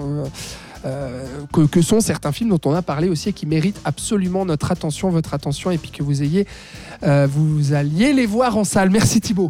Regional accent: Switzerland; chez nous en Suisse

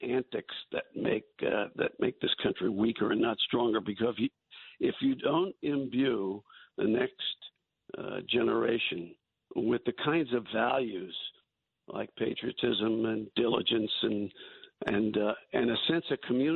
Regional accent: New York City, New York, United States; When you and I were growing up in New York City

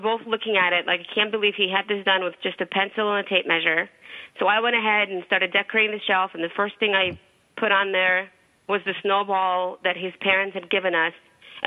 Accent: New York, United States; I'm from New York. I talk fast

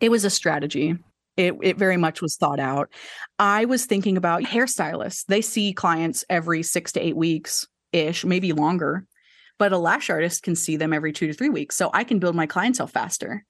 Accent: Enid, Oklahoma, United States; now in Oklahoma City, United States; originally I'm from a little small town called Enid, Oklahoma

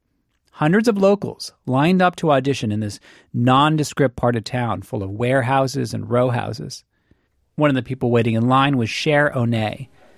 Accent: Boston, Massachusetts, United States; I grew up in the Boston area, and believe me, nobody sounds like this.

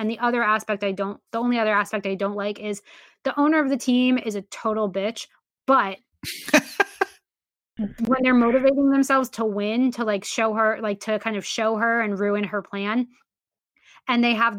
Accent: Boston, Massachusetts, United States; I grew up in Boston and I grew up down the street from Fenway.

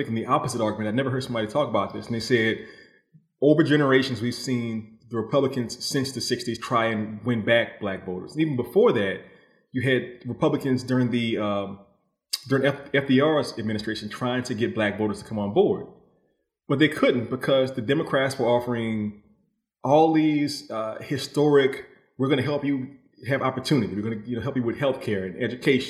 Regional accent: New Orleans, Louisiana, United States; I come from New Orleans, which is a very optimistic place

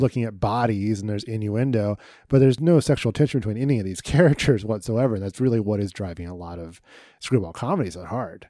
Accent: Dayton, Ohio, United States; my hometown newspaper, the, of the, uh, in Dayton, Ohio

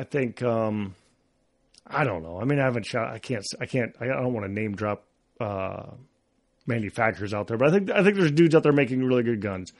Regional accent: Iowa, United States; growing up in Iowa

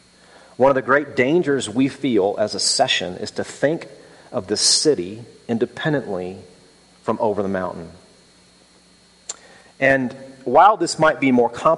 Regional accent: Birmingham, Alabama, United States; It's like, well, no, I'm from Birmingham.

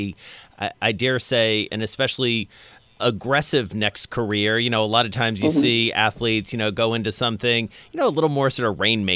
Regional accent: the South, United States; now in New York, United States; I grew up in the South. It was born in Atlanta. And I tell you, I live in New York now.

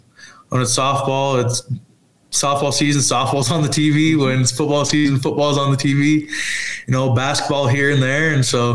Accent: Washington, United States; You know, I'm from Washington when I was growing up, and so, you know, always like rooting for them.

